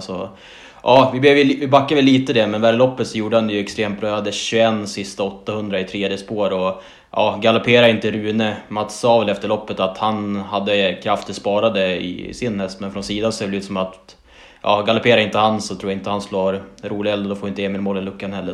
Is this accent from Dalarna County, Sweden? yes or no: no; Umeå area, Västerbotten County, Sweden; born or raised there